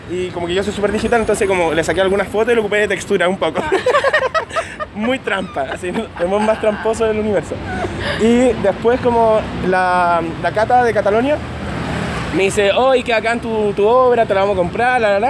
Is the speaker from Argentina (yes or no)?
no; Concepción, Biobío, Chile; moved away as an adult; also born or lived in Santiago, Chile; now in Madrid, Spain; nací en Concepción, a los 18 años me mudé a Santiago